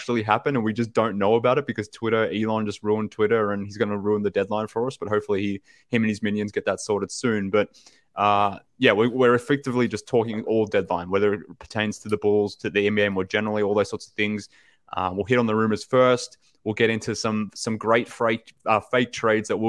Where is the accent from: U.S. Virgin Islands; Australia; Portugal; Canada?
Australia; from Australia